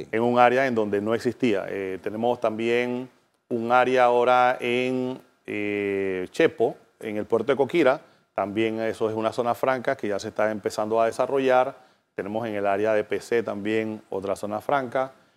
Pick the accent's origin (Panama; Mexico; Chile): Panama; nosotros como panameños